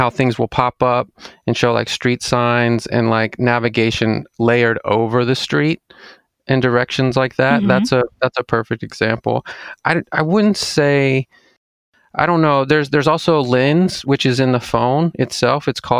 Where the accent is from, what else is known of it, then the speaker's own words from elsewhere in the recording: Jackson, Mississippi, United States; also born or lived in Clinton, United States / Madison, United States; I mean, I grew up in Mississippi. So Jackson, Mississippi, actually. Moved around a little bit in Mississippi, like Clinton and then Jackson and then an area called Madison.